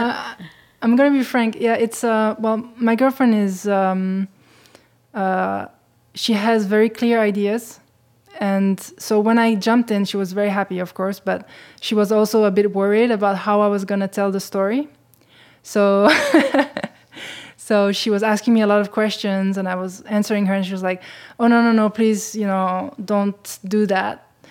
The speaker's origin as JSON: {"language": "English", "country": "Switzerland", "tie": "born or raised there", "said": "I was growing up in Switzerland, uh, and having a Ja-, Japanese mother"}